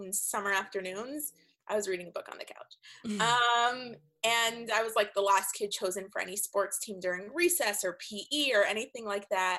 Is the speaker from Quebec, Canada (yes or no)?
no; Toronto, Ontario, Canada; moved away as an adult; also born or lived in California; when I was 21 and I was moving from Toronto, where I'm from, to California